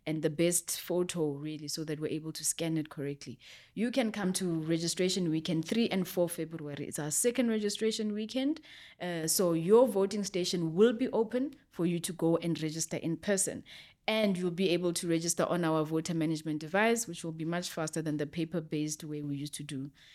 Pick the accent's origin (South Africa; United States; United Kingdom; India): South Africa; I'm a South African citizen